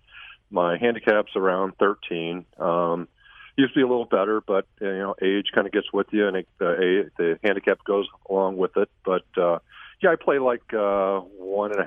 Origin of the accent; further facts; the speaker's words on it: Cape Girardeau, Missouri, United States; moved away; growing up in Cape Girardeau